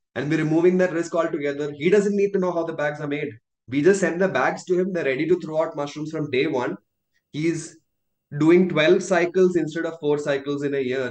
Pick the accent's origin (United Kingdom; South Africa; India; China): India